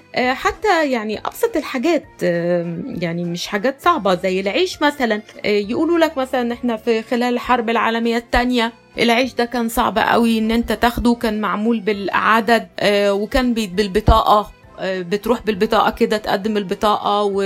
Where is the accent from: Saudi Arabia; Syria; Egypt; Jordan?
Egypt; عندنا في مصر